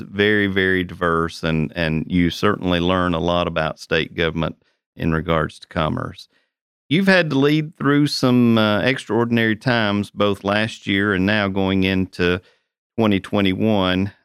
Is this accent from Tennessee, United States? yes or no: yes; Tennessee, United States; we're all Tennesseans